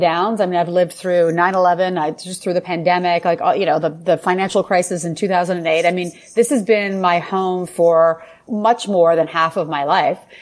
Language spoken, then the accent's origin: English; Ottawa, Ontario, Canada; moved away as an adult; also born or lived in Paris, France; now in New York City, United States; So I am Canadian. I grew up in Ottawa, Canada.